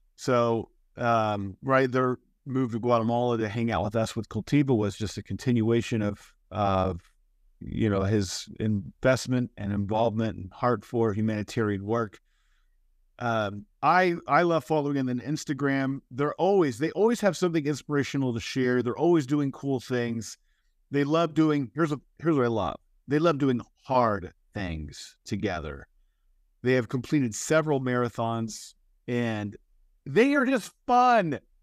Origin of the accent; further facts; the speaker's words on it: United States; my home country, the United States